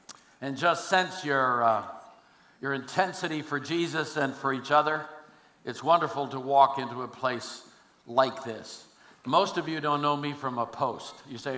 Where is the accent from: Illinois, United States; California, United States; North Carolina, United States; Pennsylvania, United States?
California, United States; Oakland; also born or lived in Alameda; No, I'm a kid from Oakland, California. I was born in Alameda on St. Patrick's Day, March 17th, 1942.